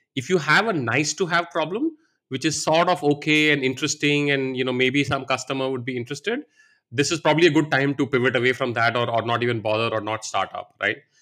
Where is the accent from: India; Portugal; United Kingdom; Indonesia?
India; moved away as an adult; also born or lived in Varanasi, India / United States; I grew up here in India